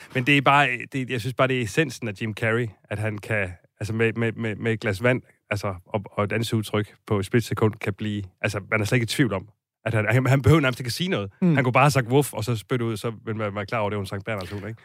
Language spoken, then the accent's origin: Danish; Silkeborg, Central Denmark Region, Denmark; i Silkeborg, hvor jeg kommer fra